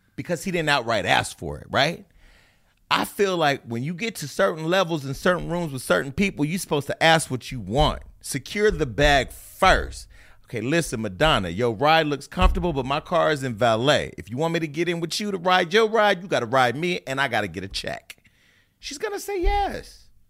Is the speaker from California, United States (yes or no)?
yes; Stockton, California, United States; moved away as an adult; also born or lived in Burbank / Hollywood; now in Los Angeles, United States; I'm from Stockton